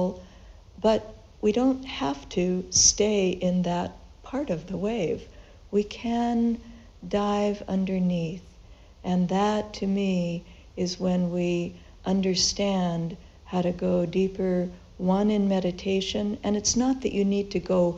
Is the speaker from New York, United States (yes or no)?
no; Los Angeles, California, United States; moved away; I grew up in Southern California in Los Angeles, and we went to the beach quite often on the weekends